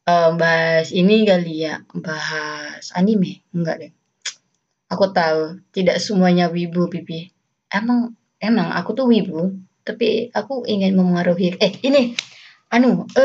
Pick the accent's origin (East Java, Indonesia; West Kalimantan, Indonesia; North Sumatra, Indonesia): West Kalimantan, Indonesia; accent: Malay-Javanese; tapi mereka merantau ke Kalimantan Barat dan aku hi, uh, tumbuh berkembang di lingkungan Melayu. Jadi aksenku Melayu tapi Jawa, tapi juga Melayu tapi Jawa.